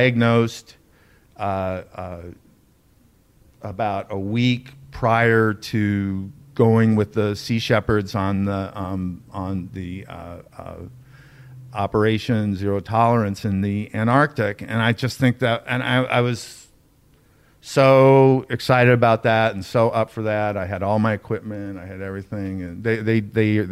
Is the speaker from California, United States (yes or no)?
yes; Beverly Hills, California, United States; I grew up in Beverly Hills